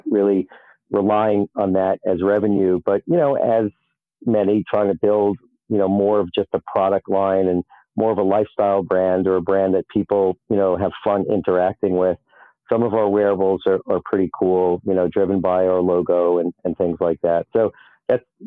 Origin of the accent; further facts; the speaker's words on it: New York City, New York, United States; as a New Yorker, where we're always walking around, we're always in a rush